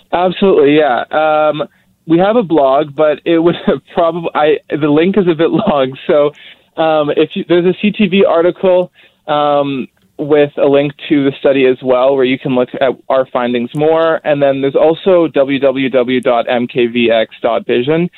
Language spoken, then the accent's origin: English; Abbotsford, British Columbia, Canada; I'm from Abbotsford